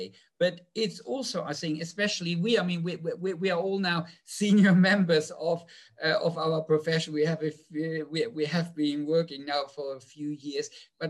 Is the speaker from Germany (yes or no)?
yes; Germany; English is a second language; moved away; So when I came over from Germany, I was still a little bit iffy when it came to bitch space.